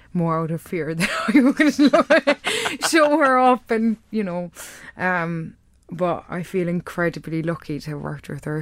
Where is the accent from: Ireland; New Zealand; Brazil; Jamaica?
Ireland; Kerry, Munster; accent: Irish; now in London, United Kingdom; I've managed to hold on to my accent. And if I go b-, back to Kerry